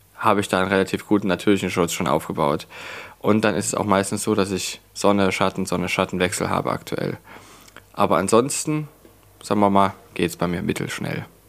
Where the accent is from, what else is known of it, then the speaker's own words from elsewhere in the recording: Leipzig, Saxony, Germany; Ich bin in Leipzig geboren und aufgewachsen. Ich habe nie woanders wirklich großartig gewohnt